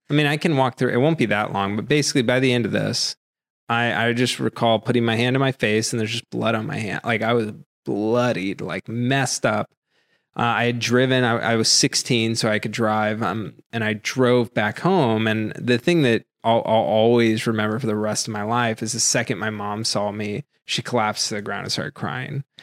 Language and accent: English; Massachusetts, United States; moved away; I grew up in Massachusetts